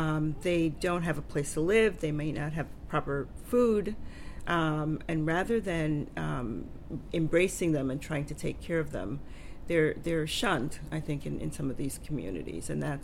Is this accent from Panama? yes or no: yes; Panama; born there; I was born in Panama, and I've traveled to Panama